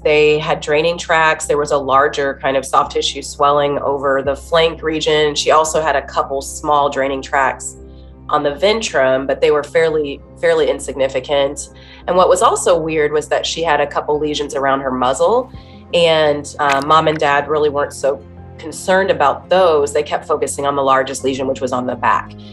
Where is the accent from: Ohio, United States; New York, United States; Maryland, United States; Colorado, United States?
Ohio, United States; Dayton; I'm from Dayton, Ohio. Um, it's a city, but a smaller size city. And I um, went to a small Christian school